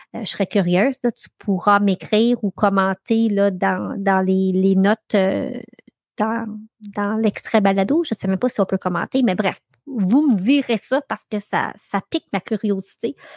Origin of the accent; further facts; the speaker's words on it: Ayer's Cliff, Quebec, Canada; j'ai grandi sur le lac Massawippi. J'ai grandi à Earthcliff, donc à l'autre bout de North Athlete.